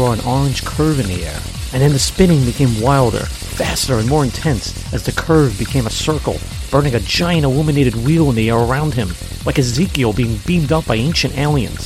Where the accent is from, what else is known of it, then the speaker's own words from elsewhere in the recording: New York City, New York, United States; growing up in East Harlem in the 70s